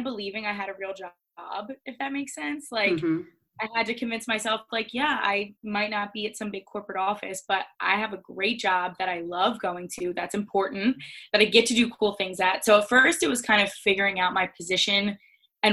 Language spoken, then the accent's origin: English; Delaware, United States; moved away as an adult; now in Philadelphia, United States; I'm from Delaware, so I'm an East Coast girl through and through.